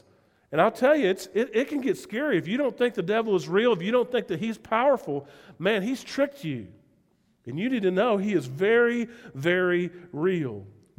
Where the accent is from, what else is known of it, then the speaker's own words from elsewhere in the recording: the South, United States; accent: southern; I'm still, as much as I would love to drop my southern accent and have people believe that I really love living here, they'd say, where are you from? I'm from Spearfish.